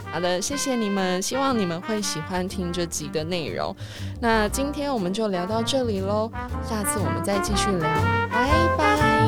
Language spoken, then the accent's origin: Chinese; Taiwan; 我们台湾人